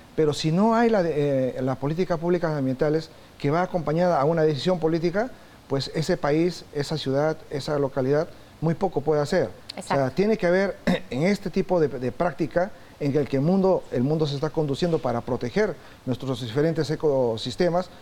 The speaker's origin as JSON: {"language": "Spanish", "country": "Peru", "tie": "born or raised there", "said": "yo soy natural de Perú"}